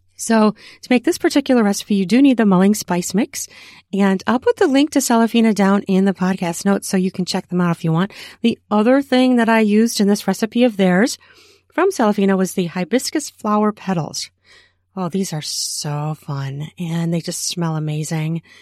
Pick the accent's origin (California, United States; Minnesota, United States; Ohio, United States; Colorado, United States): Minnesota, United States; my home state of Minnesota